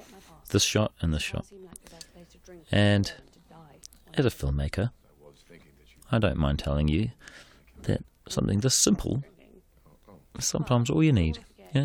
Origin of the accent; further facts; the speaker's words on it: New Zealand; when I was growing up in New Zealand, like, you know, I'd never been on a film set before